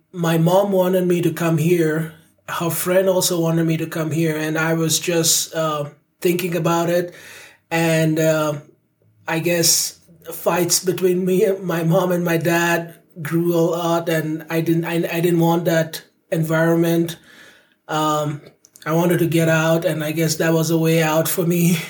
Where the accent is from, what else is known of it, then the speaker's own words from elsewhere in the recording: India; moved away as an adult; also born or lived in Nigeria (parents); now in United States; So I was born and raised in India. My parents were from Nigeria, so they met in India, and yeah, me and my siblings were born there.